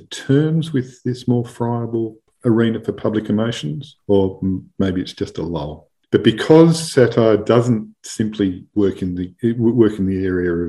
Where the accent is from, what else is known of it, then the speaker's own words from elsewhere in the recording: Melbourne, Victoria, Australia; I grew up in Melbourne